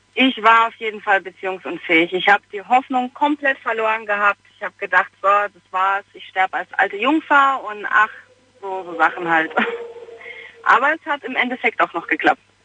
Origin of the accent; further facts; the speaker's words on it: Heidelberg, Baden-Württemberg, Germany; ich komme aus Heidelberg